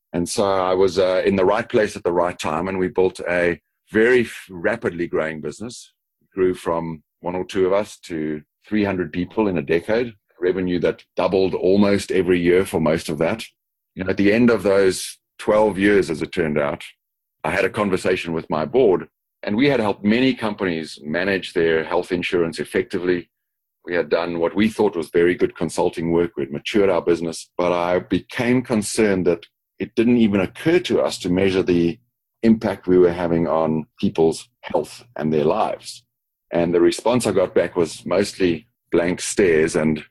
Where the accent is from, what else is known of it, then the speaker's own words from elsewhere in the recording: Johannesburg, Gauteng, South Africa; moved away as an adult; also born or lived in Dallas, United States / Singapore / Sydney, Australia; now in Chicago, United States; Born in Johannesburg, South Africa. Have moved around the world a fair amount, but still keep what I often call my Texas accent because it comes from the South.